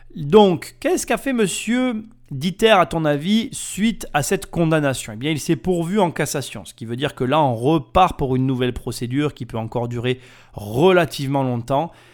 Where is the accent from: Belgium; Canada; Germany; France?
France; the South, southern France; accent: southern (accent du Sud); Mon accent du Sud